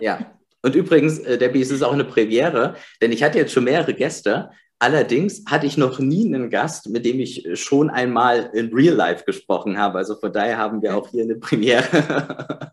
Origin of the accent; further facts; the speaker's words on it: East Germany, Germany; ich bin im Osten geboren.